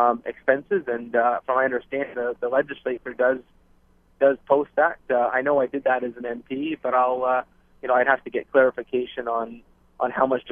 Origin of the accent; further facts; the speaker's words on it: Barrie, Ontario, Canada; my hometown in Barrie